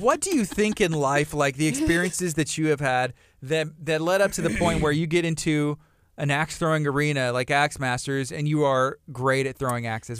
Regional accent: Angleton, Texas, United States; also born or lived in Lake Jackson, Texas / Lamarque, Texas; I was born in Lake Jackson, uh, grew up in Angleton off of Mulberry

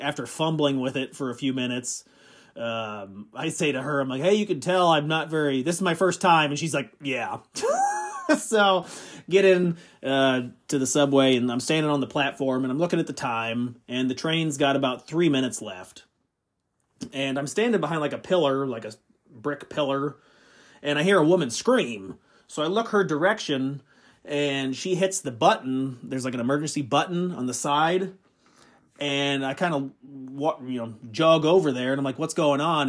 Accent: Midwest, United States; I'm from the Midwest

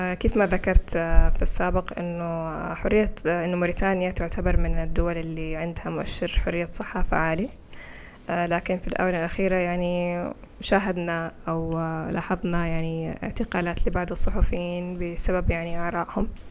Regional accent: Saudi Arabia; accent: Saudi; first language Fula; Arabic is a second language; now in Mauritania; لسه أتكلم باللهجة السعودية إلى الآن

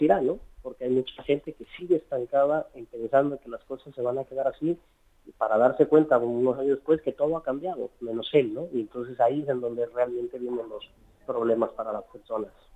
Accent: Mexico; moved away as an adult; now in Spain; soy mexicano, soy de abuelos emigrantes, este, que emigraron a México, y luego yo decidí hacer la vuelta al revés. Hace veintitrés años me vine a vivir a España

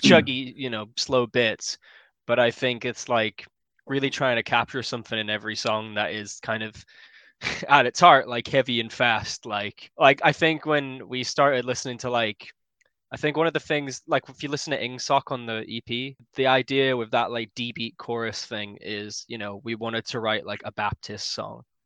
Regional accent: Yorkshire and the Humber, United Kingdom; I'm from West Yorkshire

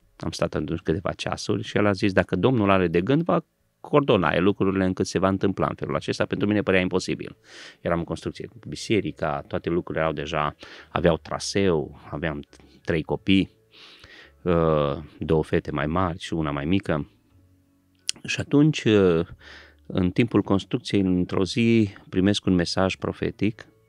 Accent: Transylvania, Romania; sunt ungur

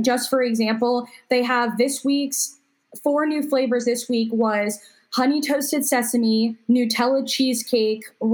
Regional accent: Indian Trail, North Carolina, United States; I'm actually from Indian Trail

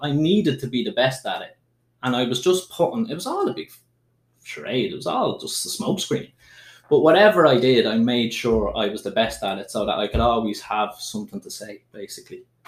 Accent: Dublin, Leinster, Ireland; there was no way I would have come out as trans when I was growing up in Dublin

